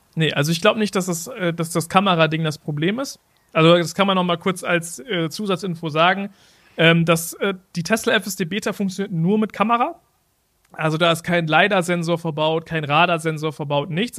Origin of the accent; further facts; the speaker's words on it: Germany; wir kommen aus Deutschland